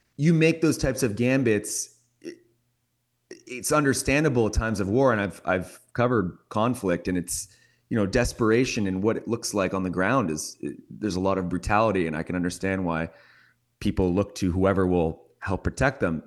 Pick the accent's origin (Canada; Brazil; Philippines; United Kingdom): Canada; I'm from Canada